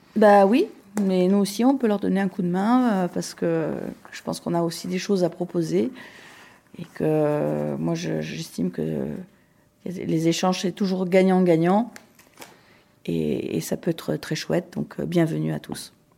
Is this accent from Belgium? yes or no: no; Paris, Île-de-France, France; moved away as an adult; also born or lived in Limoges / Zurich / Moscow; Je suis née à Paris, où j'ai vécu une grande partie de ma vie